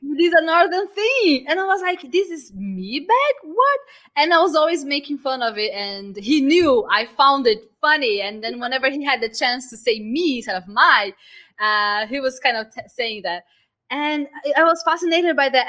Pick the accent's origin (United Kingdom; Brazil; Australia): Brazil; moved away; I'm Brazilian